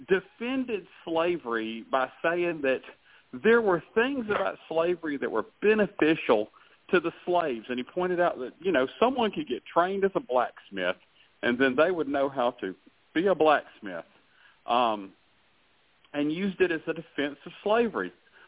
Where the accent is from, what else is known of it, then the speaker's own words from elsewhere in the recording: the South, United States; Tim, you were born and raised in the South like I was